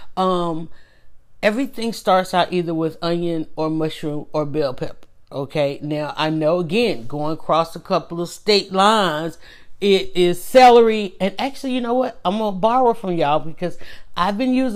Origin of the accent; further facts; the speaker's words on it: the South, Georgia, United States; I'm from the South. I'm in Georgia.